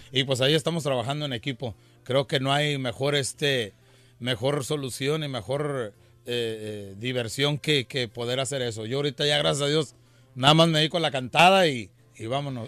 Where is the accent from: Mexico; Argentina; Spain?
Mexico